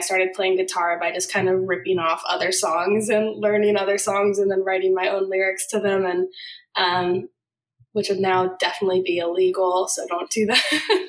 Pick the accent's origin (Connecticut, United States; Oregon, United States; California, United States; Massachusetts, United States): Massachusetts, United States; Boston; moved away as an adult; now in Nashville, United States; Right outside of Boston is where I was raised and where I grew up. And then I moved to Nashville in 2014.